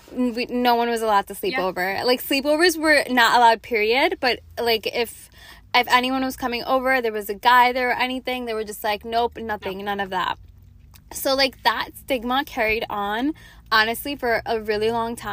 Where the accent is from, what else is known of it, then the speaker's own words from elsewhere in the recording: New York, United States; I was growing up in New York